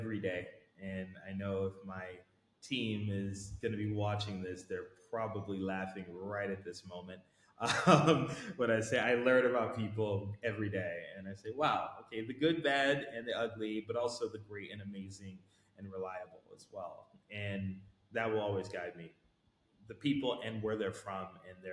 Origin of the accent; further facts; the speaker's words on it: United States; I'm American, and I'm probably one of the few Americans in the whole organization